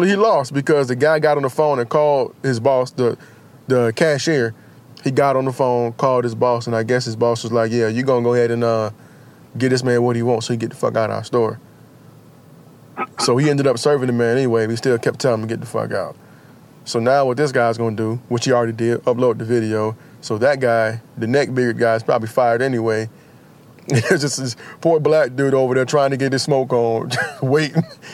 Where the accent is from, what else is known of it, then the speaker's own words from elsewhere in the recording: United States; as an American